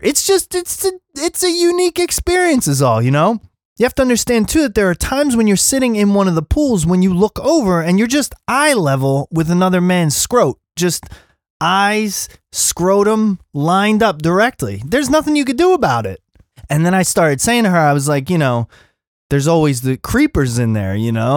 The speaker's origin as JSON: {"language": "English", "town": "Philadelphia", "region": "Pennsylvania", "country": "United States", "accent": "East Coast", "moved": "yes", "lives_now": "Los Angeles, United States", "said": "I'm from Philly"}